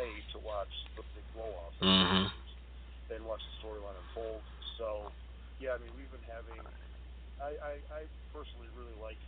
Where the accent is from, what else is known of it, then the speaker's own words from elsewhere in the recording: Buffalo, New York, United States; also born or lived in Cincinnati, Ohio; I'm from Buffalo, New York. I still live in Buffalo, New York.